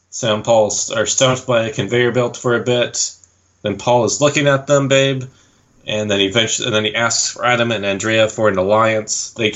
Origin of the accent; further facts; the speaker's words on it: Vernon, British Columbia, Canada; I'm from Vernon.